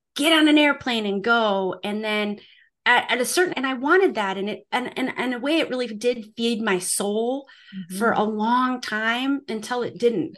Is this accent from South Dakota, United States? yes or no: yes; South Dakota, United States; moved away as an adult; I am originally from the United States. I grew up at, on a family farm and ranch in South Dakota